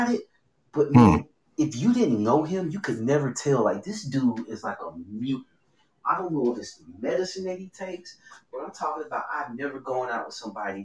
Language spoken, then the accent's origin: English; Homewood, Alabama, United States; now in Houston, United States; I grew up in Homewood